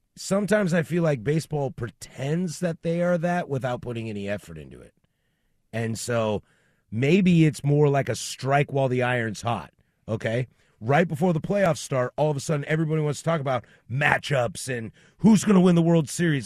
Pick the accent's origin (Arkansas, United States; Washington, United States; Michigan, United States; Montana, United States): Washington, United States; Spokane; I was born in Spokane